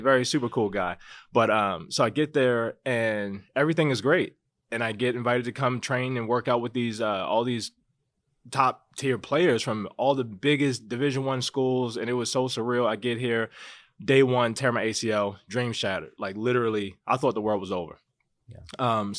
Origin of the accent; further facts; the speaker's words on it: Baltimore, Maryland, United States; moved away as an adult; now in Las Vegas, United States; I'm from Baltimore.